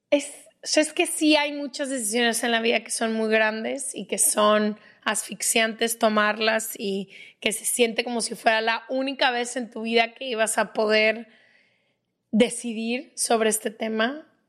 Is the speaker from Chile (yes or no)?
no; Ecuador; soy de Ecuador